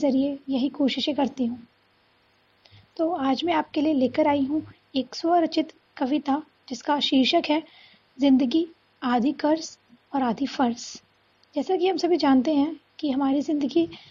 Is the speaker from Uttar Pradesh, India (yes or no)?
no; Dharuhera, Haryana, India; मैं धारूड़ा हरियाणा की निवासी हूँ